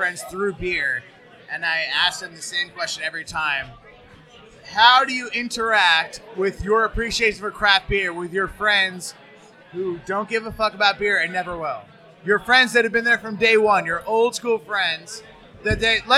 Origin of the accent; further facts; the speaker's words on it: Long Island, New York, United States; we're from Long Island, so we know our own Long Island.